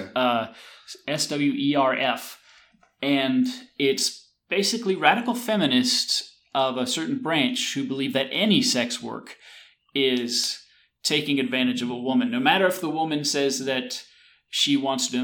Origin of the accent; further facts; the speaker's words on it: the South, United States; I grew up here in the South, and there were uh, migrants who would come work the tobacco and cotton fields